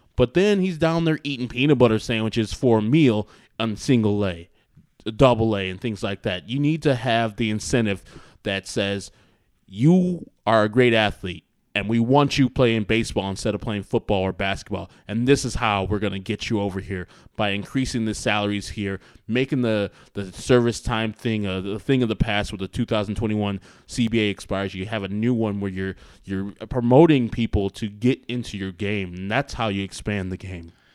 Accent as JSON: {"language": "English", "town": "Wheaton", "region": "Illinois", "country": "United States", "said": "we're from Wheaton"}